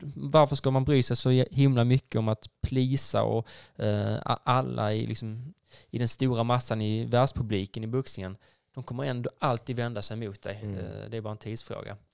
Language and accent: Swedish; Skåne, Sweden; vi som är skåningar